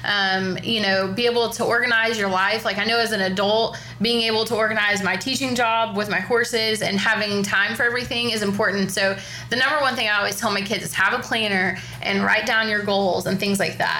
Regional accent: Oklahoma, United States; I grew up in Oklahoma

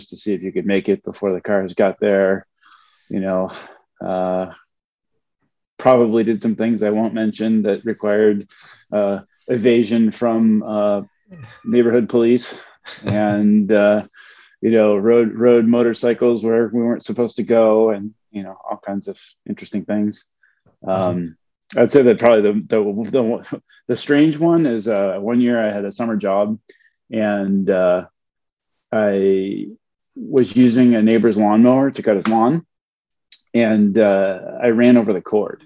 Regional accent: Buffalo, New York, United States; moved away as an adult; also born or lived in Ohio / Cleveland; I'm originally from Buffalo, New York

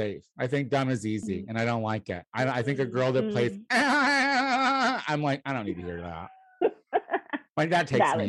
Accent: Central Illinois, United States; also born or lived in Chicago; I'm white trash from Central Illinois

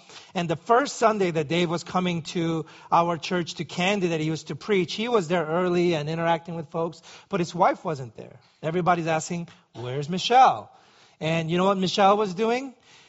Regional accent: New York City, New York, United States; growing up in New York City, walking was a necessary evil.

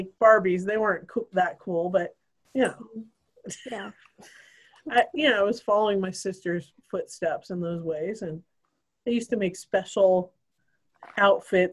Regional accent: Idaho, United States; I grew up in Idaho

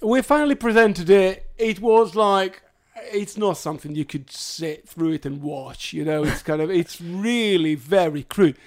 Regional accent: Hadera, Haifa District, Israel; moved away; I'm from Khadera originally

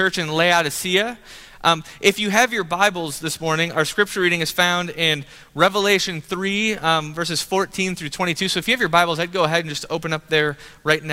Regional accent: Grand Rapids, Michigan, United States; I was born in Grand Rapids area in Michigan. And the house that I grew up in was like an 80-year-old house

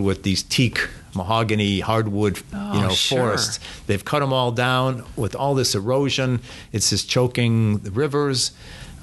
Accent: Cleveland, Ohio, United States; I grew up here in Cleveland, so I used to tell people I'm from Cleveland

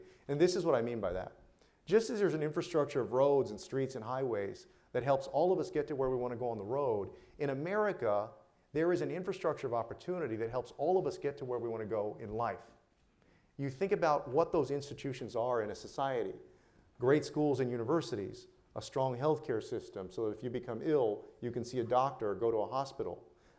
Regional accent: South Texas, United States; I'm from South Texas

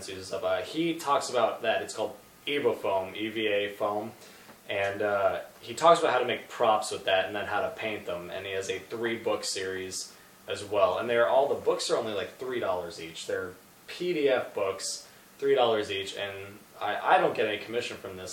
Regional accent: New York, United States; I'm from New York

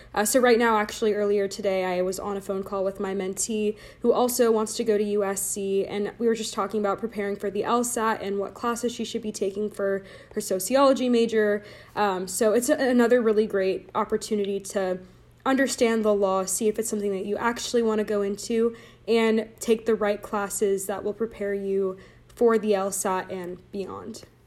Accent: Laguna Niguel, California, United States; I am from Laguna Niguel, California, so stayed in Orange County for college, uh, went to high school in Orange County

